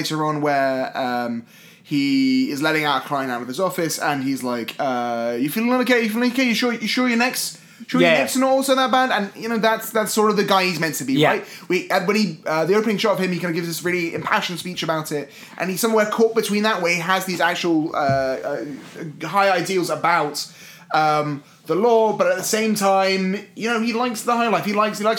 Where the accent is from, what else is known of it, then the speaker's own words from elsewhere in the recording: United Kingdom; as a British person, I'm almost 100% sure I can say our two established notions of Philadelphia